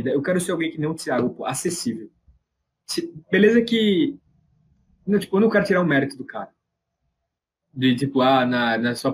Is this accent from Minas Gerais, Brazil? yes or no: yes; Minas Gerais, Brazil; eu, eu, sou lá de Legal. Minas, sabe?